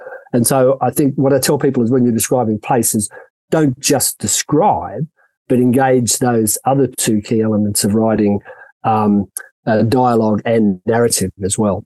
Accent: Sydney, New South Wales, Australia; moved away as an adult; now in South Africa; Sydney, which is my hometown

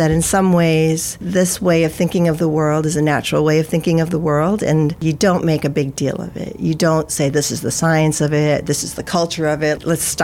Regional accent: United States; I'm Filipino-American, right? So I'm Filipino and I'm an American. I'm living in the United States.

